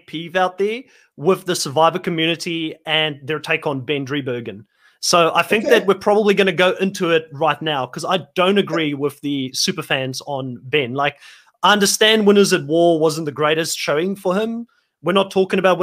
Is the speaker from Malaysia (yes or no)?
no; South Africa; moved away; I'm originally from South Africa